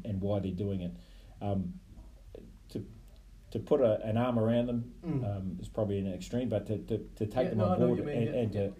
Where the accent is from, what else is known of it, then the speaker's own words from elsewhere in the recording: Auckland, New Zealand; Growing up in South Auckland